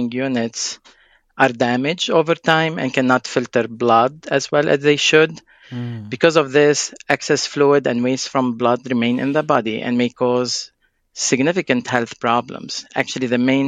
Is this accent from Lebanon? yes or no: yes; Lebanon; moved away; I'm originally from Lebanon